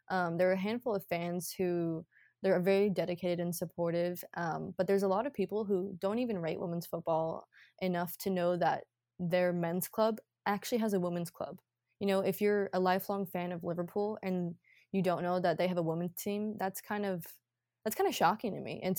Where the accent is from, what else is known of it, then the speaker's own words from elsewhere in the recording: Scotland, United Kingdom; born there; And so I was actually really blessed to have that because I was born in Scotland.